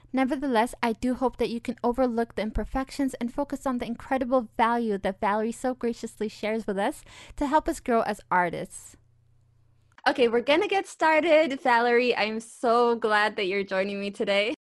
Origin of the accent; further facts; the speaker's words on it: Ethiopia; now in Europe; I'm Ethiopian.